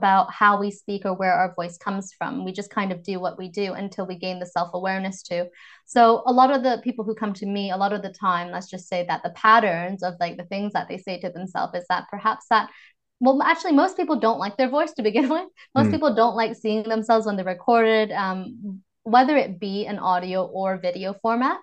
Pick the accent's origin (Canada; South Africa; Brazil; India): Canada; Vancouver, British Columbia; accent: North American; moved away as an adult; now in London, United Kingdom; I'm originally from Vancouver, Canada, but I moved to the UK, London, about exactly over 7 years ago.